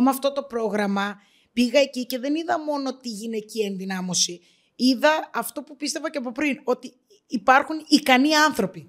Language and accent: Greek; Greece; εγώ το βλέπα σαν Ελληνίδα στην Ελλάδα